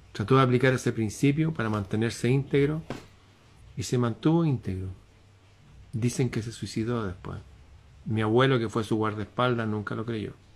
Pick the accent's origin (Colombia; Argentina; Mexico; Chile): Chile; en mi país